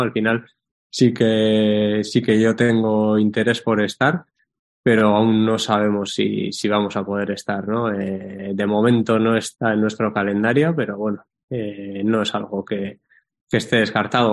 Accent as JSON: {"language": "Spanish", "town": "Guernica", "region": "Basque Country", "country": "Spain", "tie": "born or raised there", "said": "por mi pueblo, por Guernica"}